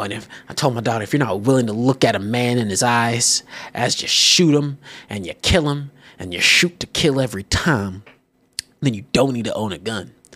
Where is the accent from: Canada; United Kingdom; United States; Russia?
United States; Texas; I'm born and raised Texas